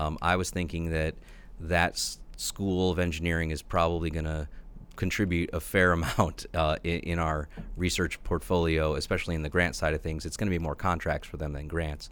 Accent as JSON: {"language": "English", "region": "New Jersey", "country": "United States", "tie": "born or raised there", "also_born_or_lived": "New York / Boston / Illinois", "moved": "as an adult", "lives_now": "Bloomington-Normal, United States", "said": "I was born in New York, uh, grew up in New Jersey, and I spent most of my life, the formative years at least, in the Northeast."}